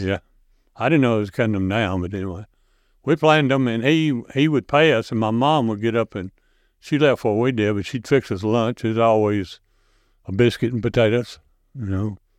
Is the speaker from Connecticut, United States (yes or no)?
no; Burns, Tennessee, United States; I grew up here in Burns